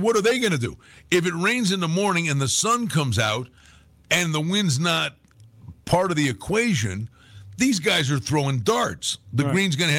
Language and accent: English; New York, United States; now in Las Vegas, United States; Like, I came from Western New York. And ultimately, at the end of the day, the main reason, one of the main reasons to make the move was, and I loved winter.